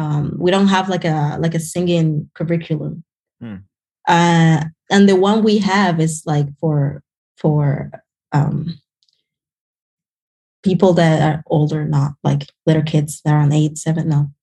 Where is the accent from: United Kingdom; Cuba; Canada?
Cuba; now in United States; So, you know, I grew up around like a very artistic family.